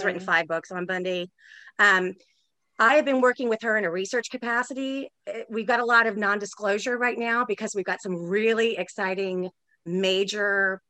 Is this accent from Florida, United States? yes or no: yes; Florida, United States; also born or lived in Daytona / Gainesville; I went to seven different schools growing up. So I write a lot about places I've lived. I grew up in South Florida. You know, I lived in Daytona when Eileen Wuornos was hunting.